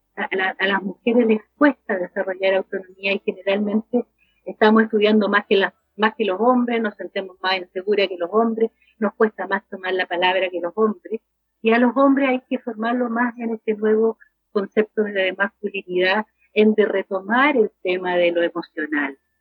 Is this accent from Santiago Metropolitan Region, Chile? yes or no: yes; Macul, Santiago Metropolitan Region, Chile; acá en Macul, yo soy de Macul